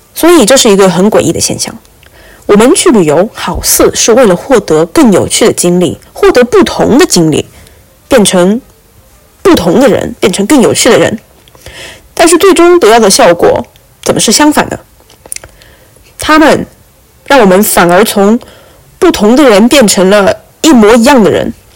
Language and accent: Chinese; China; also born or lived in Qatar / Morocco; now in Boston, United States; 因为我是中国人，我就是不习惯在茶里面加糖